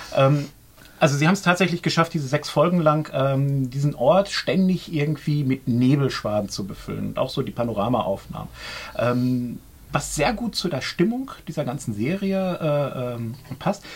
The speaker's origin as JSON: {"language": "German", "country": "Germany", "said": "Bei uns in Deutschland"}